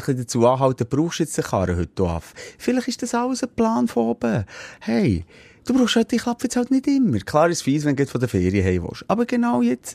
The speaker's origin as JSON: {"language": "German", "country": "Switzerland", "said": "so sind wir Schweizer"}